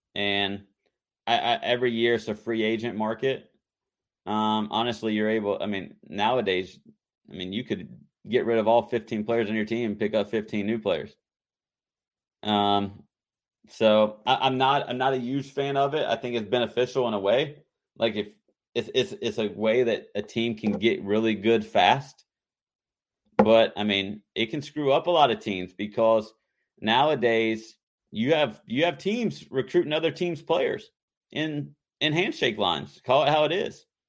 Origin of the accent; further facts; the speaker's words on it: North Carolina, United States; growing up in, growing up in North Carolina